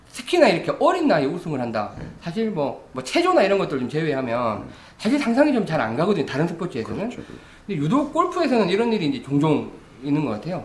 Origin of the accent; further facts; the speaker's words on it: Busan, South Korea; now in Seoul, South Korea; 원래 부산 출신이라